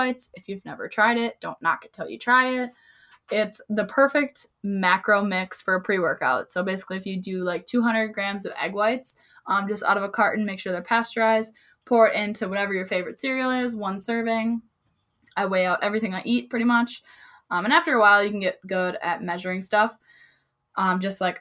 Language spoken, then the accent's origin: English; Wisconsin, United States; Can you tell I'm from Wisconsin?